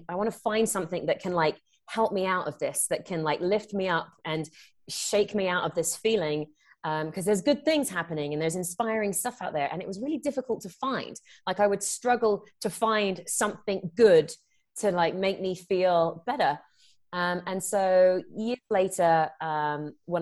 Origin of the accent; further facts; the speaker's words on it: England, United Kingdom; moved away as an adult; now in United States; I'm born and raised in England. I live out in the US now. I came out here for acting.